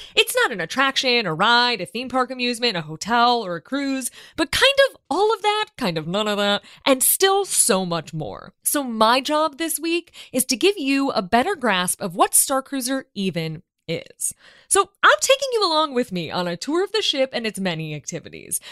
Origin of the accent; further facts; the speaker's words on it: Chicago, Illinois, United States; As a Chicagoan